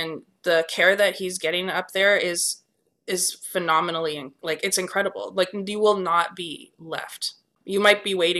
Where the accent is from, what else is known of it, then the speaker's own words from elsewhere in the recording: Canada; as a Canadian, this goes back to our discussion